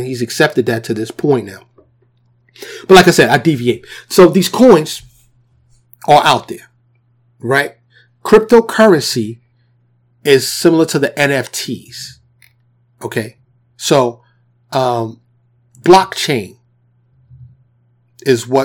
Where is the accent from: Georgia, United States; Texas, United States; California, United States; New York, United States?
New York, United States; New York City; I grew up in the New York City projects. You know what I'm saying? In Harlem, grew up in the South Bronx